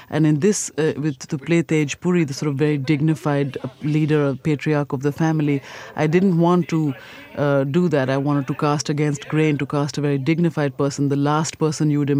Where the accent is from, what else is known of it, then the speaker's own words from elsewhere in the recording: India; the kinds of realities that I have lived in as a person in India, growing up in India